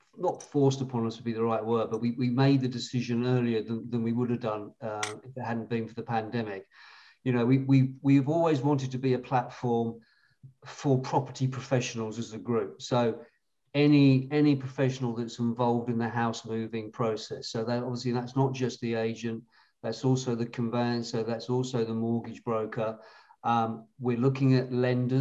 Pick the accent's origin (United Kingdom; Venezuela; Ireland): United Kingdom; being British